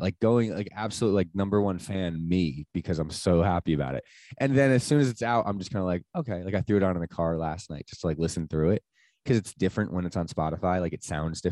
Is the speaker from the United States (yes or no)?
yes; Sparta, New Jersey, United States; also born or lived in Asbury Park, New Jersey; I grew up technically in Sparta, which is like North Jersey